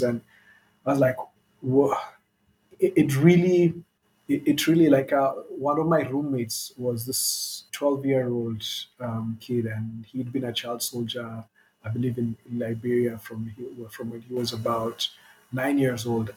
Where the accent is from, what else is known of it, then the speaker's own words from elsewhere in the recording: Kenya; We're all Kenyan, Kenyan-born